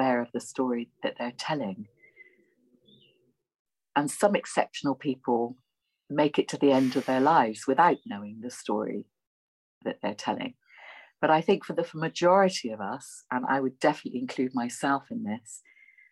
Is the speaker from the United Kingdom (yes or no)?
yes; Bristol, South West England, United Kingdom; accent: Bristolian; my Bristolian accent